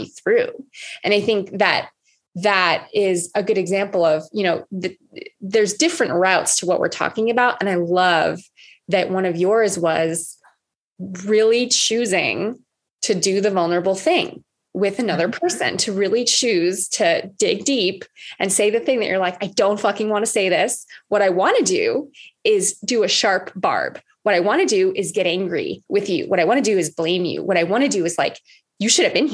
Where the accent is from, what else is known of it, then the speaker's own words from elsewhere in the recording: Oahu, Hawaii, United States; I'm from Oahu. I'm from Hawaii.